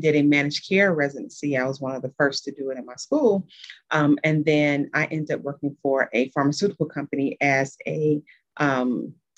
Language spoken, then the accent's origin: English; Tennessee, United States; moved away as an adult; also born or lived in New Orleans, Louisiana; now in Midwest, United States; I am originally from Tennessee, so I'm a Southern girl, but I live in the Midwest.